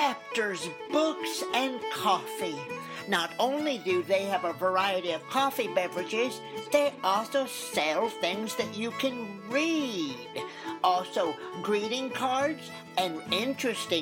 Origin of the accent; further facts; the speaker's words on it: Oregon, United States; also born or lived in Newberg, Oregon; I'm from Oregon and we're green people